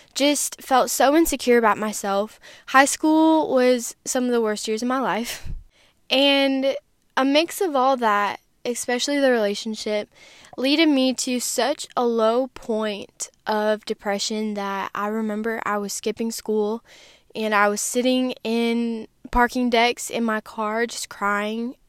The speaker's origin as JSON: {"language": "English", "region": "Wisconsin", "country": "United States", "tie": "born or raised there", "said": "I grew up in Wisconsin in a Christian family"}